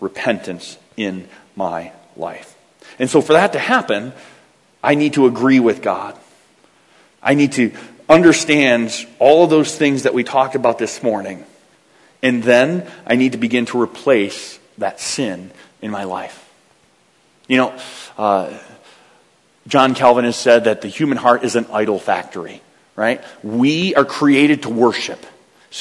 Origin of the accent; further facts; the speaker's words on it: United States; I'm an American